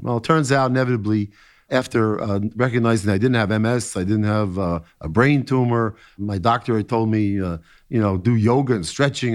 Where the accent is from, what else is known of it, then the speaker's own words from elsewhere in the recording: New York City, New York, United States; I was quite an athlete when I was growing up in New York City